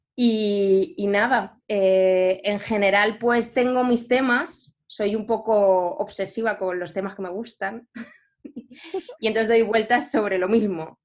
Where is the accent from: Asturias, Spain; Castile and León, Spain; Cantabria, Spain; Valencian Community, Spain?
Valencian Community, Spain; Valencia; moved away as an adult; also born or lived in Turin; now in Madrid, Spain; Pues nací en, Valencia, eh, que es una ciudad, mm, así para decir, bueno, es, grandecilla de, España